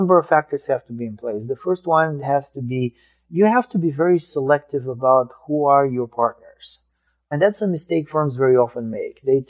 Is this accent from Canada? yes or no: no; Bulgaria; moved away; I immigrated from Bulgaria.